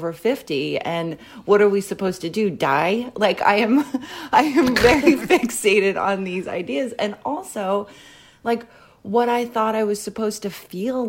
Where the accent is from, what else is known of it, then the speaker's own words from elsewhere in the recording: Philadelphia, Pennsylvania, United States; also born or lived in New York; now in Los Angeles, United States; I'm originally from Philadelphia